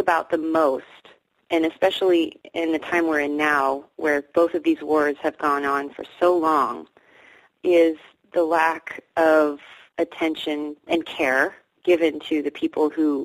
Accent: Davis, California, United States; I grew up in Davis as well, actually. I grew up here. Now I live here again

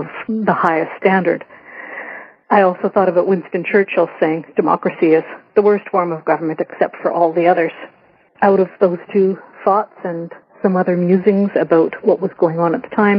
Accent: Ireland; I'm Irish, and I actually grew up singing Irish traditional music

